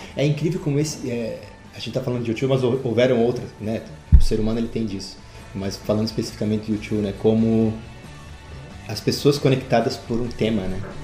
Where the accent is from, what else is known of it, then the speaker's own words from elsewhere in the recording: Florianópolis, Santa Catarina, Brazil; eu sou de Florianópolis